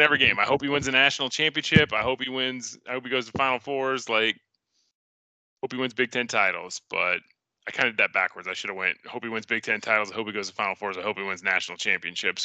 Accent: Central Iowa, United States; growing up in Central Iowa

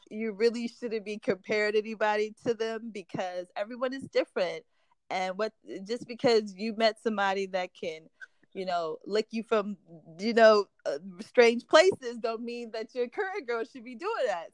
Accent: Midwest, United States; we're both from like kind of Midwest towns

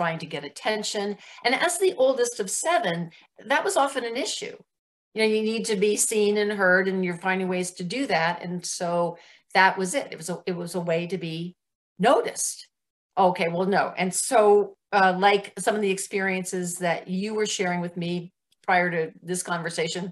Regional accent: New Jersey, United States; moved away; I was raised back east in New Jersey

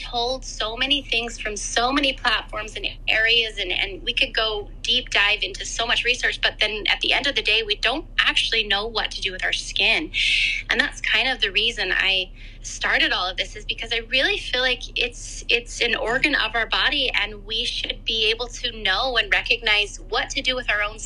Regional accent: Canada; moved away; I'm from Canada. I grew up on a farm in Canada, and I currently live again in Canada. I've kind of moved around a bit

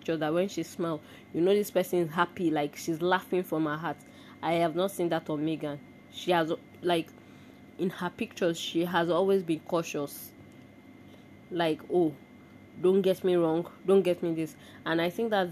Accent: Nigeria; as an Nigerian and an African.

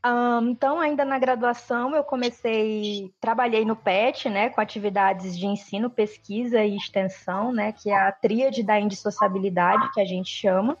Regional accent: Ceará, Brazil; also born or lived in Teresina, Piauí; eu cresci no Ceará, né? Eu sou natural do Piauí, de Teresina, mas eu cresci no Ceará, né? Fui para lá muito pequena

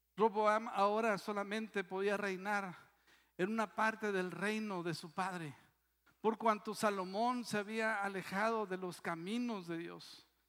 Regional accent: Mexico; Eso sí somos bien mexicanos

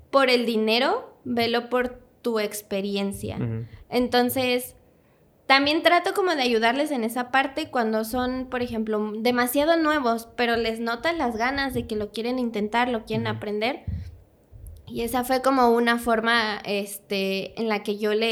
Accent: Puebla, Mexico; quiero entrar, soy de Puebla, si te sirve.

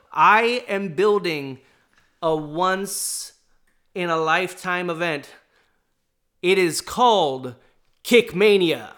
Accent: Southern California, United States; also born or lived in New York; now in Portland, United States; I'd lived, uh, in Southern California growing up

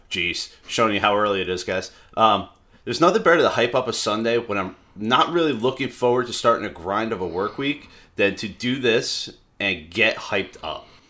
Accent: the South, United States; moved away; I am from the South originally

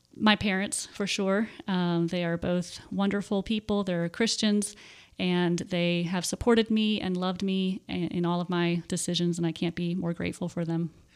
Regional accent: Warminster, Pennsylvania, United States; moved away as an adult; also born or lived in Texas; now in Tennessee, United States; I grew up in Warminster, Pennsylvania, and that is about forty-five minutes to an hour, uh, north of Philadelphia

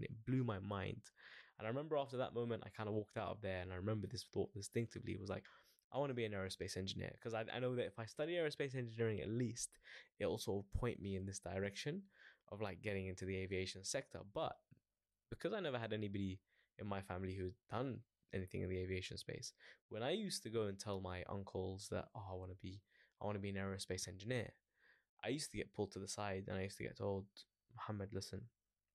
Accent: London, United Kingdom; I born and raised in Northwest London, so always sort of around the airport, Heathrow Airport specifically

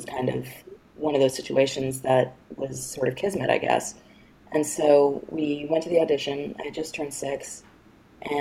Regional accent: New York, United States; I grew up in New York

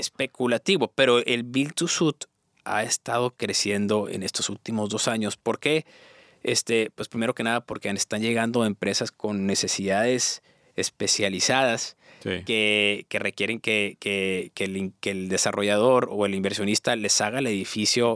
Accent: Mexico; also born or lived in United States; now in Monterrey, Mexico; Soy, soy mexicano, pero estoy en ah. Estados Unidos

